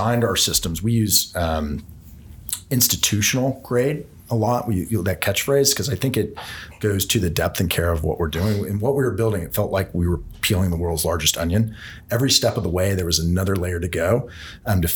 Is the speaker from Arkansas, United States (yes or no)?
no; San Francisco, California, United States; my hometown, San Francisco